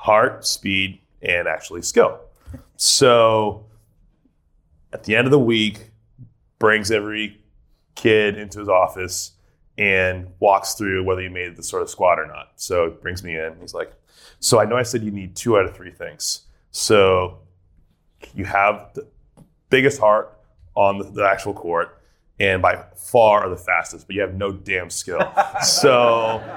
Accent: Milton, Massachusetts, United States; moved away as an adult; now in Los Angeles, United States; I grew up in Milton, Massachusetts, a suburb of Boston

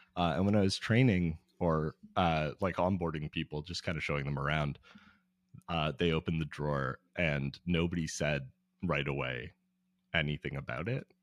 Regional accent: Toronto, Ontario, Canada; I'm from Toronto, where y, there's no swimming for most of the, most of the winter

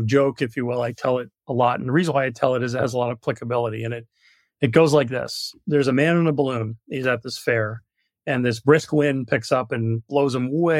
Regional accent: New York, United States; moved away; I'm from New York originally

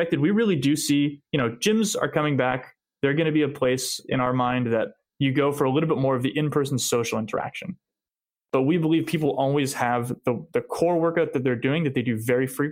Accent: Montreal, Quebec, Canada; we grew up in Montreal

